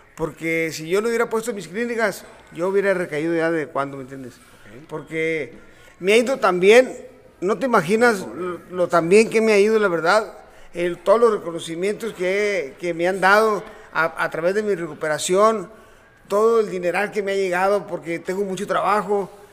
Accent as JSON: {"language": "Spanish", "town": "Culiacán", "region": "Sinaloa", "country": "Mexico", "tie": "born or raised there", "also_born_or_lived": "Ciudad Obregón, Sonora", "moved": "yes", "lives_now": "Tijuana, Mexico", "said": "Culiacán. donde crecí y y la llevo en mi sangre"}